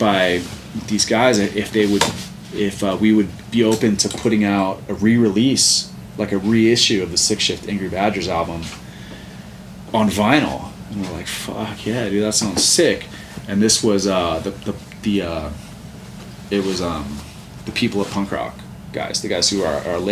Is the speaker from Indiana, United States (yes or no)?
no; Santa Cruz, California, United States; I'm from Santa Cruz. Yeah. So I grew up in, like, the punk rock scene